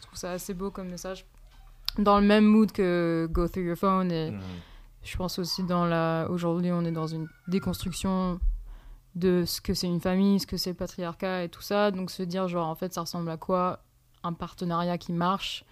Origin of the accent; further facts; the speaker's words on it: Poitiers, Nouvelle-Aquitaine, France; moved away; also born or lived in Montréal / California; je suis née à Poitiers